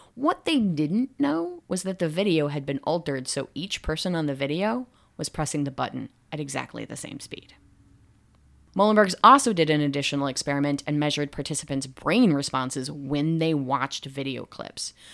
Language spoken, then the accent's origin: English; United States; I am an American and I'm researching in America